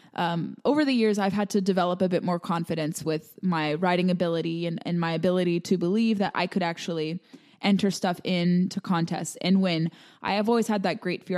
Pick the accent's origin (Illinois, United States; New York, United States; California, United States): California, United States; I grew up in California where we had so much dry brush